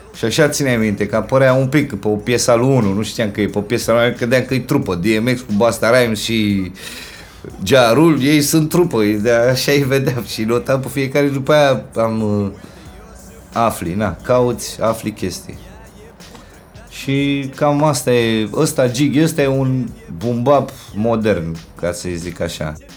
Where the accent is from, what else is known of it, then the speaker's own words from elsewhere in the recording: Bucharest, Romania; de când m-am mutat din Titan în Berceni